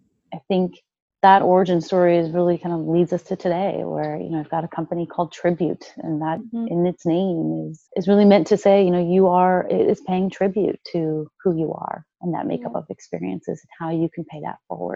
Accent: Midwest, United States; You know, I grew up in the Midwest. You know, we have a really solid work ethic.

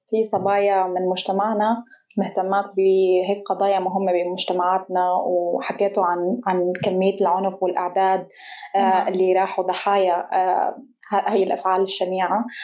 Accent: Qamishli, Al-Hasakah Governorate, Syria; آه، أنا من سوريا تحديدا أنا من القامشلي صاير هيك أنا أصلي هيك صاير مثل كوكتيل بين تركي وكردي وعربي

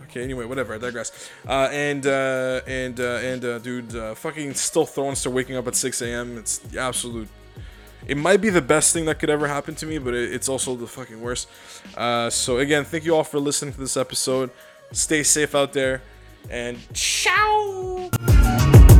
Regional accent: Canada; I'm Canadian

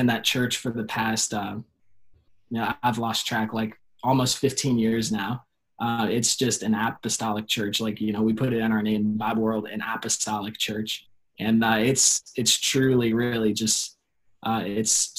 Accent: Chesapeake, Virginia, United States; I'm from Chesapeake, Virginia.

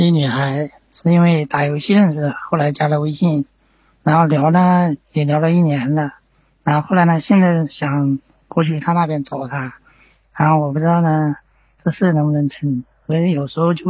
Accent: Zhejiang, China; 浙江的，

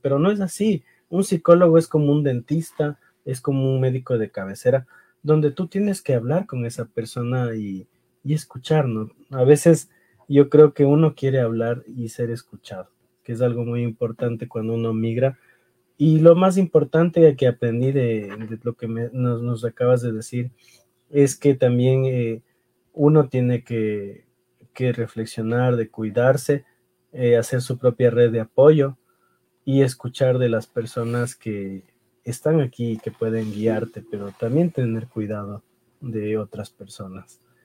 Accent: Ecuador; first language Spanish; now in New York, United States; hablando como ecuatoriano

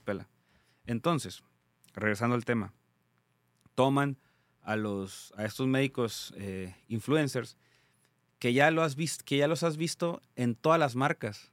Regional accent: Tijuana, Baja California, Mexico; soy de Tijuana, Baja California

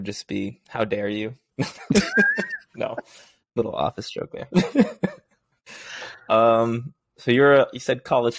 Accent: Oklahoma, United States; born there; also born or lived in Arizona / Texas / Missouri / California; now in Washington, D.C., United States; I am 27. I was born in Oklahoma and I moved to Arizona. I've lived in Texas for a summer, Missouri, California, Boise, obviously. And I currently live in Washington, D.C.

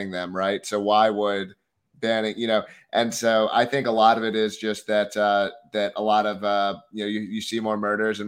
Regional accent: Philadelphia, Pennsylvania, United States; now in New Hampshire, United States; I grew up in Philadelphia

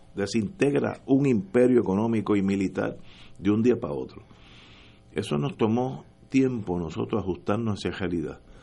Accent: Puerto Rico

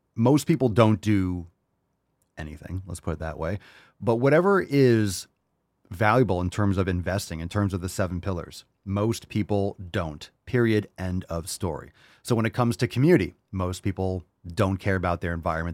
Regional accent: Connecticut, United States; also born or lived in New York / Pennsylvania; now in Florida, United States; I grew up in Connecticut.

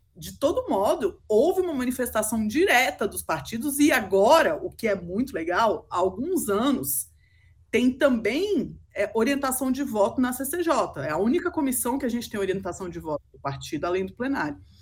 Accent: Brazil; como brasileira

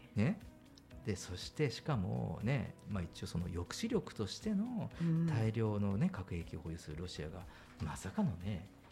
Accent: Kyushu, Japan; moved away; 僕九州人なんで

